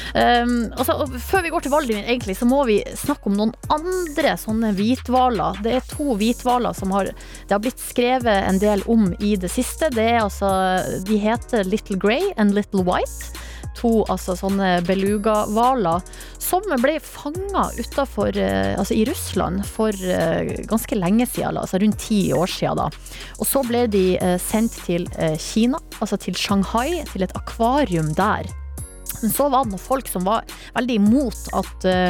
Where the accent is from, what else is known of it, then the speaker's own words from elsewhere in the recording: Hamarøy, Nordland, Norway; moved away; Hamarøy, der jeg var i sommer, altså min hjemplass.